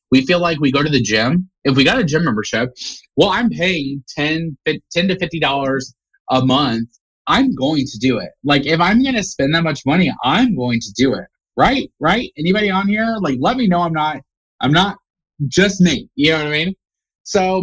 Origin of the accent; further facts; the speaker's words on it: Indiana, United States; Indiana, born and raised in Indiana.